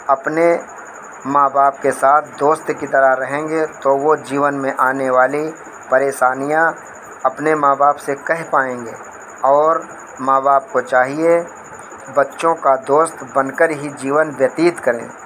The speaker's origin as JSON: {"language": "Hindi", "town": "Faridabad", "region": "Haryana", "country": "India", "said": "मैं फरीदाबाद से हूँ मेरी उम्र पैंतालीस साल की है"}